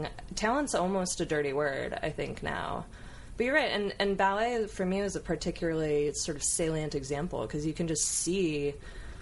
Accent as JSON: {"language": "English", "town": "Coto de Caza", "region": "California", "country": "United States", "tie": "born or raised there", "also_born_or_lived": "Mission Viejo, California", "said": "We moved when I was 7 from Mission Viejo to Coto de Caza"}